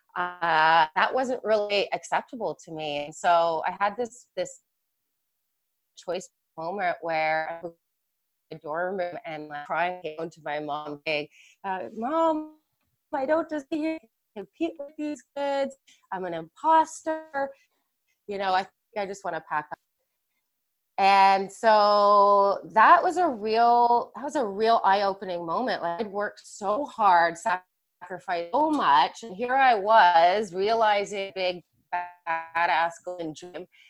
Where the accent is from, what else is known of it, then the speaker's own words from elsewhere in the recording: Mississauga, Ontario, Canada; I grew up in Mississauga, which is kind of, as we Canadians over here know, the hockey hotbed